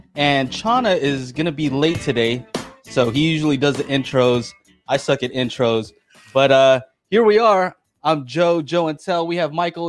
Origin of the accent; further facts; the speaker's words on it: Philippines; I'm Filipino. So, you know, we have Spanish names anyway.